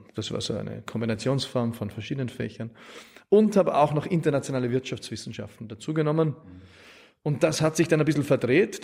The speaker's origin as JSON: {"language": "German", "town": "Wald am Arlberg", "region": "Vorarlberg", "country": "Austria", "tie": "born or raised there", "also_born_or_lived": "Innsbruck", "moved": "yes", "lives_now": "Vienna, Austria", "said": "ich bin so irgendwie in Wald am Arlberg aufgewachsen"}